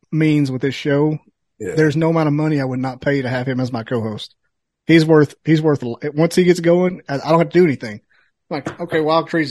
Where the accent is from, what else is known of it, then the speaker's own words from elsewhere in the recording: Alabama, United States; I grew up out in Alabama. I grew up out in Alabama where everybody shoot guns like